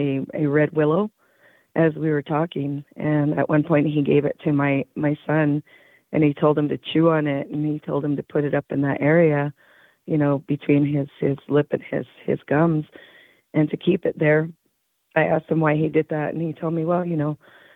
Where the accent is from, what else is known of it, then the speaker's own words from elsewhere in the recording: Taos Pueblo, New Mexico, United States; I am from Taos Pueblo, New Mexico.